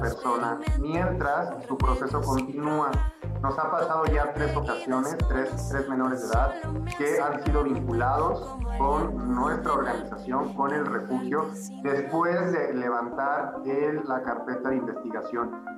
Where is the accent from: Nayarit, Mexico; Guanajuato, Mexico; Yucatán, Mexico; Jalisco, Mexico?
Guanajuato, Mexico; now in Mexico City, Mexico; soy de Guanajuato